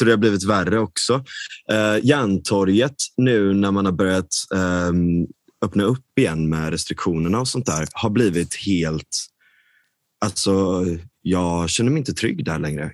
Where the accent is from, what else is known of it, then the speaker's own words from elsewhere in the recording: Gothenburg, Västra Götaland, Sweden; jag är verkligen uppvuxen, jag är uppvuxen i storstan, jag är uppvuxen i Linné